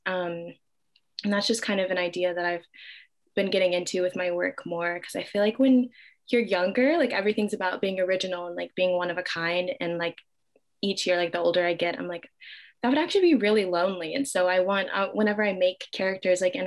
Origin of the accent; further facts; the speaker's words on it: Dallas, Texas, United States; now in Brooklyn, United States; I am originally from Dallas, Texas